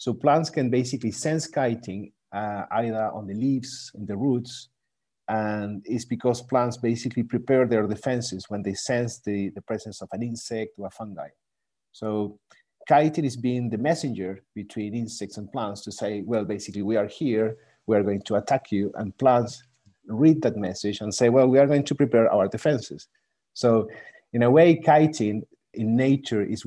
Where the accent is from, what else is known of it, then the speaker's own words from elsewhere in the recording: Chile; moved away as an adult; also born or lived in Germany / United Kingdom; now in France; I come from Chile as an agronomist